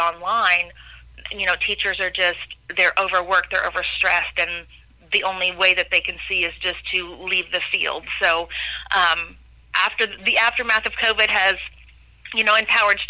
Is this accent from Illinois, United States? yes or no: yes; Pinckneyville, Illinois, United States; also born or lived in Du Quoin, Illinois; I'm a hometown girl born and raised in Pinckneyville, Illinois.